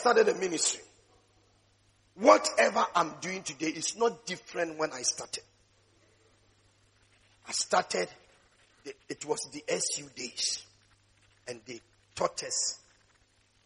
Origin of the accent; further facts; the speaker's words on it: Takoradi, Western Region, Ghana; I was in Takoradi. That was the place where I gave my life to Christ when I joined the Tears of Jesus